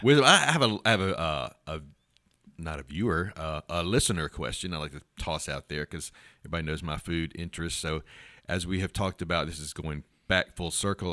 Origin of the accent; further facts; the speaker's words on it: Houston, Texas, United States; I was born in Houston.